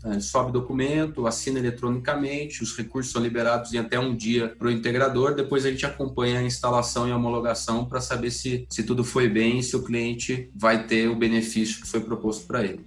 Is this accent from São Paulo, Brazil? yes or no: yes; Sumaré, São Paulo, Brazil; moved away as an adult; nasci no interior de São Paulo, sou da cidade de Sumaré